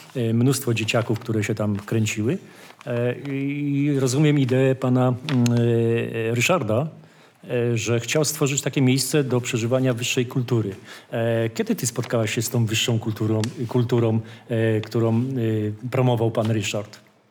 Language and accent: Polish; Wołów, Lower Silesian Voivodeship, Poland; jestem z Wołowa